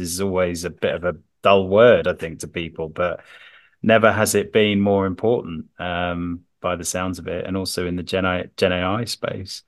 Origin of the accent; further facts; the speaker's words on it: London, United Kingdom; as a Londoner